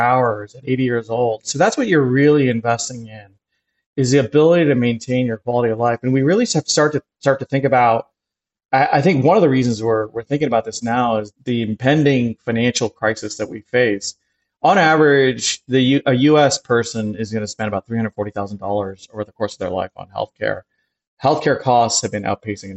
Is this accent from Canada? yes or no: yes; Canada; now in New York City, United States; I grew up in Canada